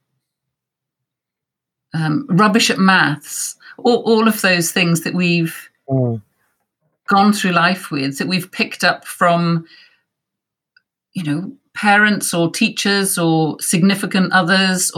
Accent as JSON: {"language": "English", "region": "Wales", "country": "United Kingdom", "said": "I'm from Wales and it was on our curriculum"}